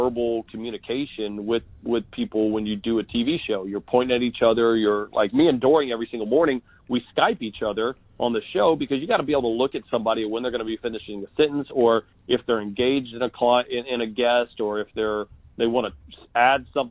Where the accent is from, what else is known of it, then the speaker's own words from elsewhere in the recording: San Antonio, Texas, United States; I'm from San Antonio